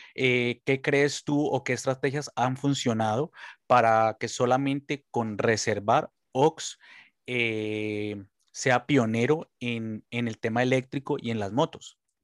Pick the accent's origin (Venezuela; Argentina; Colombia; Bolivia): Colombia; now in Spain; yo soy colombiano